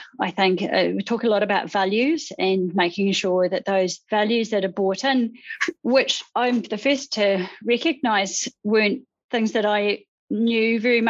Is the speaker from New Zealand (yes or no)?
yes; Christchurch, Canterbury, New Zealand; moved away as an adult; now in Wellington, New Zealand; Ngāti Pākehā, Now I'm practicing in Wellington, but originally I grew up in Christchurch and did some of my training there, and so that's an area that I also connect with.